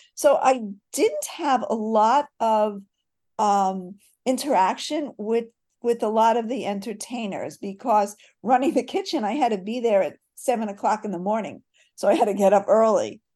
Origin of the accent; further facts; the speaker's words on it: Catskills, New York, United States; now in Weaverville, North Carolina, United States; you grow up in a resort hotel